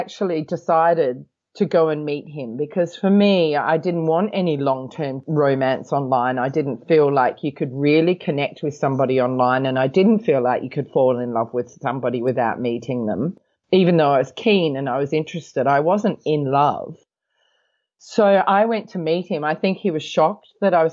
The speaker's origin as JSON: {"language": "English", "country": "Australia", "moved": "yes", "lives_now": "Hong Kong", "said": "I come from Australia. I live in Hong Kong"}